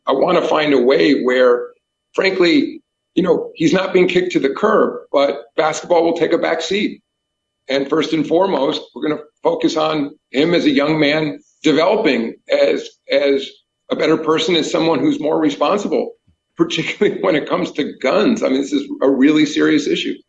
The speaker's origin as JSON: {"language": "English", "region": "New York", "country": "United States", "tie": "born or raised there", "said": "I grew up in New York"}